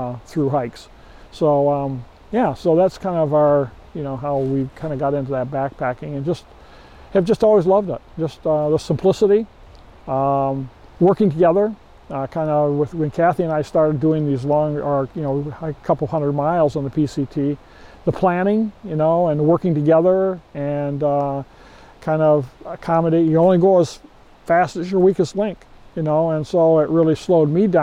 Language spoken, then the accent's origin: English; West Michigan, United States; we grew up in West Michigan here, my family did.